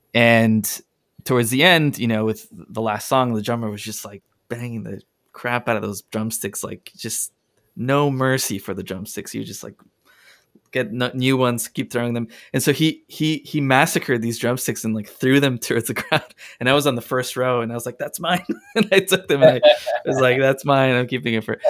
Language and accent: English; Ecuador; moved away; I'm from Ecuador.